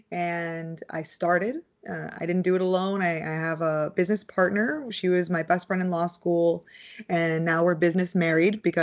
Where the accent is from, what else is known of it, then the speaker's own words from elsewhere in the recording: Dallas, Texas, United States; born there; I was born in Dallas, Texas, and I'm one of two.